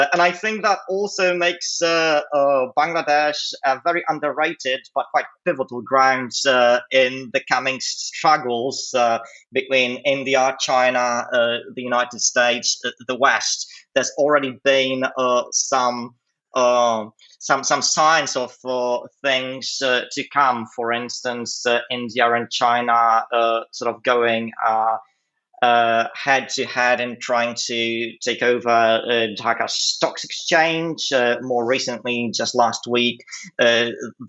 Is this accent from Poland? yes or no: yes; Poland; moved away as an adult; also born or lived in Maastricht, Netherlands; I was born and raised in Poland, in the northwest of the country, just across the border with Germany.